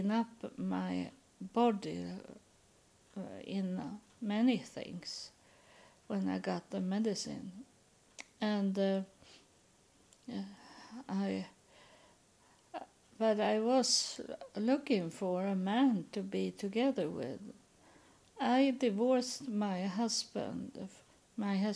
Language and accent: English; Sweden; English is a second language; also born or lived in United States; I'm born in Sweden. I live in Sweden now